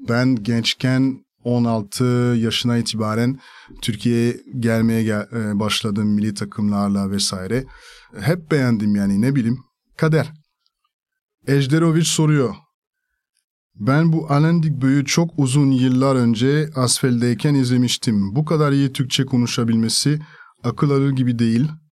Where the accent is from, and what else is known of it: France; first language French; Turkish is a second language; moved away as an adult; also born or lived in Spain / Italy / Greece / Turkey